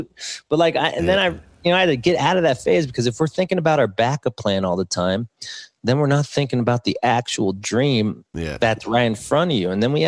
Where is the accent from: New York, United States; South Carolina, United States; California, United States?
California, United States; West Hills; I grew up in West Hills, Calabasas.